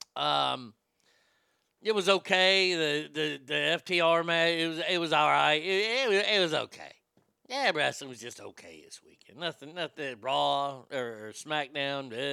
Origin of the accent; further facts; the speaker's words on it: Texas, United States; also born or lived in Reno, Nevada; I'm a Texan through and through